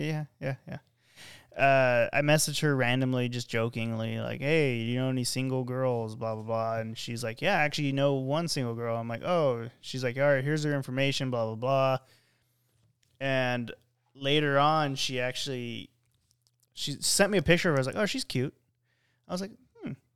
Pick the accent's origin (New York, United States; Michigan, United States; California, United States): California, United States; I'm from California